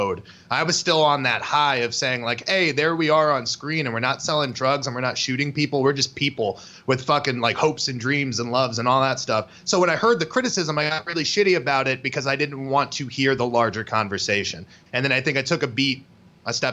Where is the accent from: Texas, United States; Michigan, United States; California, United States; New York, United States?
New York, United States; I'm from New York as well.